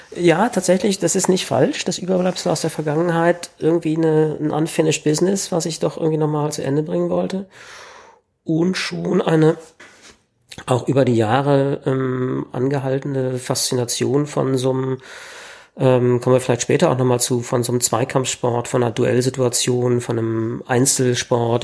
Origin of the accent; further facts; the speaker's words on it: Berlin, Germany; bin Berliner, habe immer in Berlin gelebt